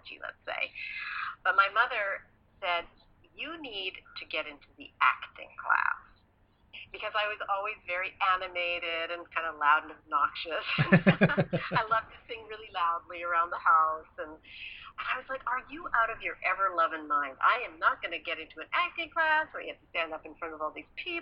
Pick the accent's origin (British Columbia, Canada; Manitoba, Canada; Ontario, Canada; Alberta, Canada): Alberta, Canada; Edmonton; I grew up in Canada, in Edmonton, Alberta